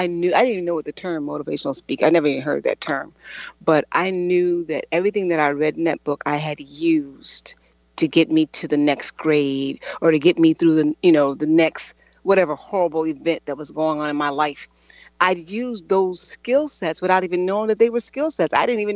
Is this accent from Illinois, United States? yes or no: yes; Chicago, Illinois, United States; born there; I was born on the South Side of Chicago, born into poverty, drug addiction